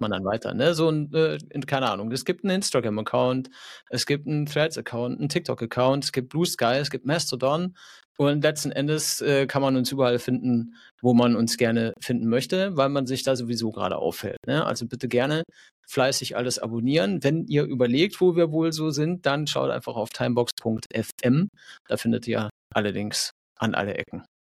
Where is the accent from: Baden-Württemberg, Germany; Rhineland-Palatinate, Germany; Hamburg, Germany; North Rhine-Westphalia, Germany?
North Rhine-Westphalia, Germany; now in Fahrenzhausen, Germany; Ich komme eigentlich aus Nordrhein-Westfalen.